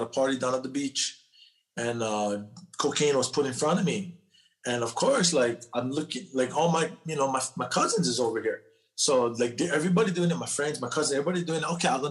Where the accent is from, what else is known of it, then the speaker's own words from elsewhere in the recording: Hawaii, United States; now in California, United States; I'm born and raised in Hawaii. I live in California now.